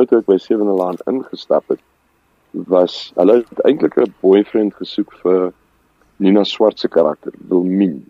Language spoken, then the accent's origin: Afrikaans; Randfontein, Gauteng, South Africa; first language Afrikaans; also born or lived in Discovery, Roodepoort / Klerksdorp; ek is gebore in die Discovery Kliniek. Ehm um, groot geword op Randfontein